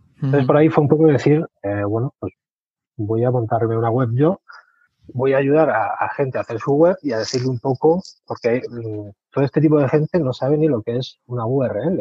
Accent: Albacete, Castilla-La Mancha, Spain; now in Murcia, Spain; yo nací en Albacete, tengo 43 años, pero vivo ahora mismo en Murcia.

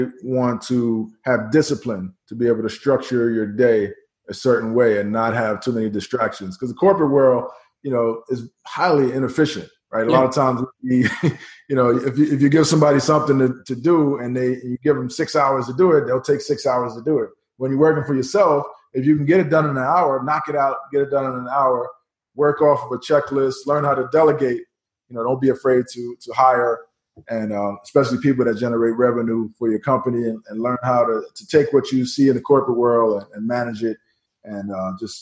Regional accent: New York City, New York, United States; in New York City, where I grew up in Queens, New York

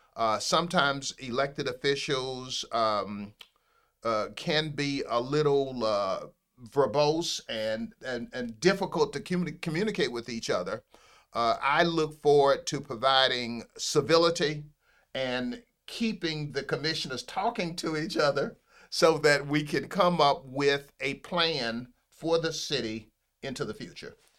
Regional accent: Pompano Beach, Florida, United States; I, uh, am a Broward County native. I'm one of those, uh, rare people who was born in Broward County. I was born in Pompano Beach, Florida

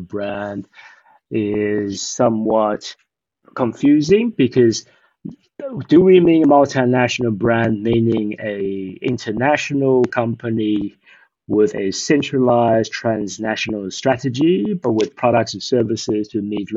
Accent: Eswatini; also born or lived in Taiwan / Australia; now in Shanghai, China; I actually grew up in Eswatini

